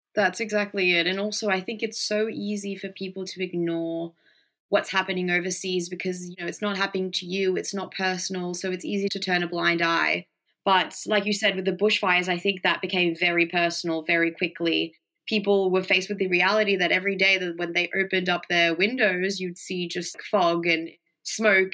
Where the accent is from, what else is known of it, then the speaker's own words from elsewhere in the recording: Mexico; now in Australia; I grew up in Mexico